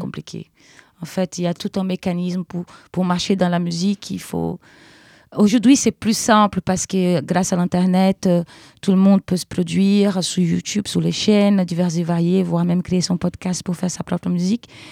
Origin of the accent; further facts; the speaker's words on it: Brazil; French is a second language; moved away as an adult; now in Paris, France; je suis brésilienne